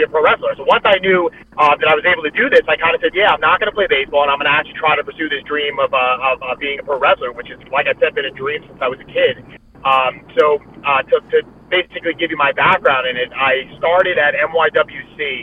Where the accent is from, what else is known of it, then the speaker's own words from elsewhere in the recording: New York City, New York, United States; I'm from Brooklyn, New York.